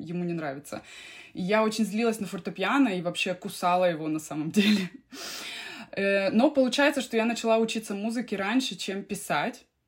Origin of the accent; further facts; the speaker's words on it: Krasnoyarsk, Krasnoyarsk Krai, Russia; now in Finland; я родилась в Красноярске, в Сибири, и, э, в общем, там и росла